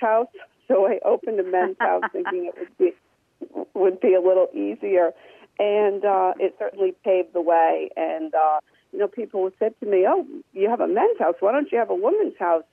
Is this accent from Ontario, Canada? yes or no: yes; Brantford, Ontario, Canada; I'm from Brantford, and I had always wanted to have a house in Brantford